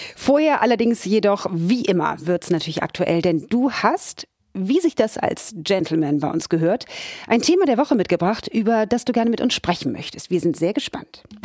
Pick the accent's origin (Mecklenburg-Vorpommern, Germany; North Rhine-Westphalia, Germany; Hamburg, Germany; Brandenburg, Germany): Hamburg, Germany; ich bin ja gebürtige Hamburgerin